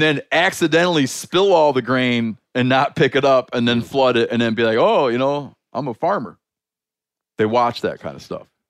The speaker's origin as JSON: {"language": "English", "region": "Michigan", "country": "United States", "tie": "born or raised there", "moved": "yes", "said": "my home state of Michigan"}